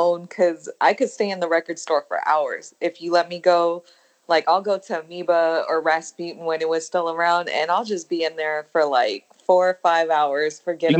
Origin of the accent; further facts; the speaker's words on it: San Francisco, California, United States; I grew up in the Tenderloin of San Francisco. I know that throws people off, but that's where I'm from.